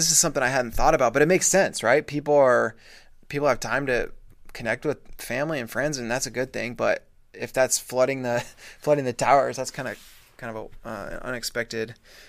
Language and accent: English; Colorado, United States; I didn't grow up in Wyoming. I grew up in Colorado.